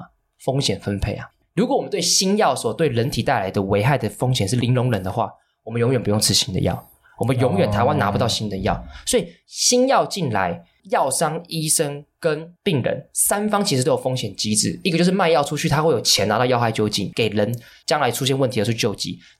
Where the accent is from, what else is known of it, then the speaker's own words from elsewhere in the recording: Hong Kong; now in Taiwan; 我们都是香港出生的